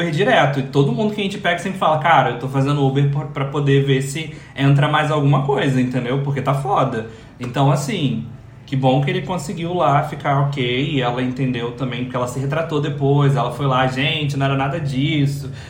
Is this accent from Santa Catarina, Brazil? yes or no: no; Rio de Janeiro, Brazil; Meu amor, eu sou lá da Curicica.